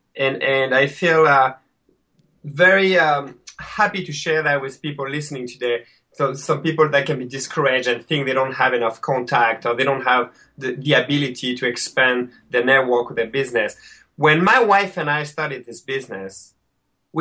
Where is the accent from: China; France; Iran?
France; accent: French; English is a second language; moved away as an adult; now in Rochester, New York, United States; my French accent